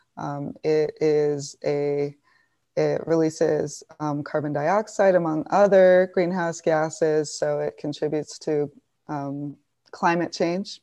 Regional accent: Tucson, Arizona, United States; I'm from Tucson.

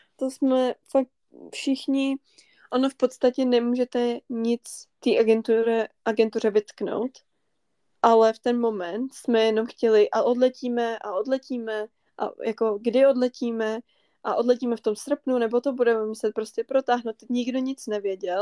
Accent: northern Bohemia, Czechia; jsme ze severu Čech

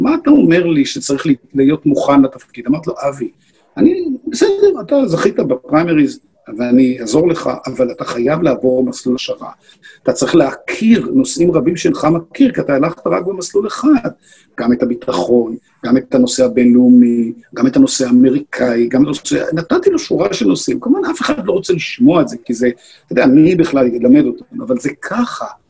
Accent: Israel; moved away as an adult; now in North Carolina, United States; גדלתי במדינת ישראל יחד עם המדינה

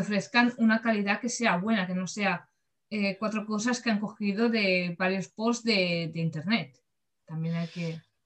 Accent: Barcelona, Catalonia, Spain; yo que soy de, de Barcelona

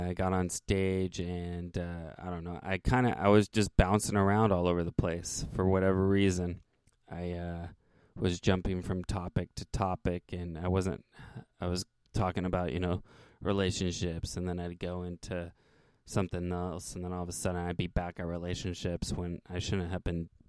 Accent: Santa Cruz, California, United States; I'm from Santa Cruz

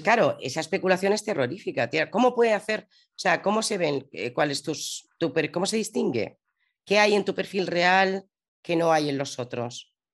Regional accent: Madrid, Community of Madrid, Spain; now in Zaragoza, Spain; yo soy madrileña, pero ahora vivo en Zaragoza

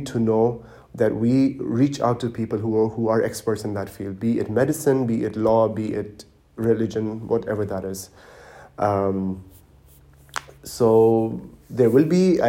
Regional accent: Dubai, United Arab Emirates; moved away as an adult; also born or lived in Pakistan / Germany; now in Berlin, Germany; I was born and raised in Dubai, in the United Arab Emirates

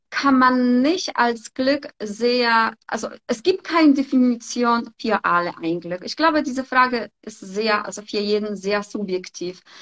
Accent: Poland; moved away; ganz ehrlich, ich komme auch aus Polen ich war auch in ihrem Alter, habe ich einfach Koffer gepackt und bin hierher gekommen.

